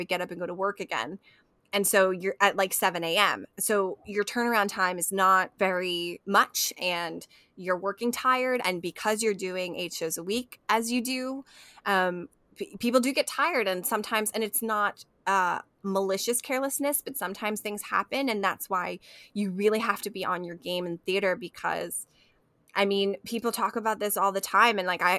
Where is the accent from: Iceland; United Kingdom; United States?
United Kingdom; Scotland; As a Scottish pagan, I do love this movie